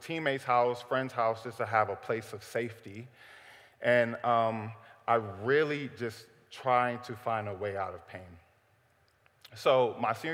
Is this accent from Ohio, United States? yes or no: yes; Cleveland, Ohio, United States; I am from Cleveland, Ohio, born and raised